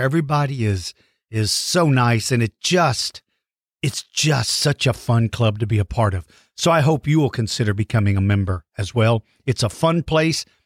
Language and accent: English; Hondo, Texas, United States; moved away; where I grew up in Hondo, Texas